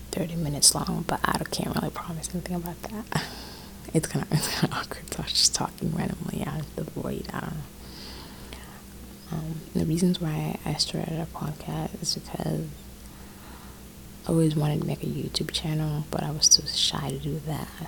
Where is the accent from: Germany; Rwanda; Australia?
Rwanda; now in North Carolina, United States; I'm first of all, I'm 17 years old. I live in North Carolina. I'm from Rwanda, Africa